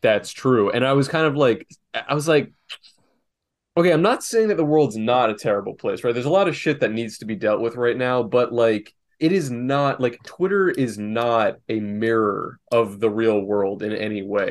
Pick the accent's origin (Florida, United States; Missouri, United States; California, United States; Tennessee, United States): Florida, United States; South; also born or lived in North Carolina; I'm from South Florida and there's a lot of Jews here